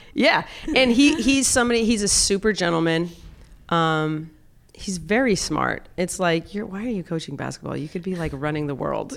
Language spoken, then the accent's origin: English; South Dakota, United States; growing up in South Dakota, I grew up in a very, very, uh, conservative